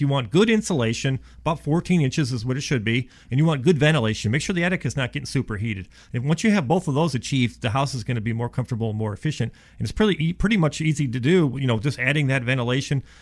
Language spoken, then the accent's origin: English; Ohio, United States; now in Dallas, United States; I'm from Ohio